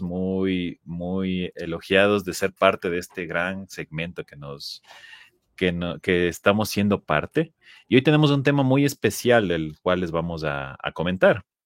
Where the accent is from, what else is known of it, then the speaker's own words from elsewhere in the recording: Ecuador; Yo soy de Ecuador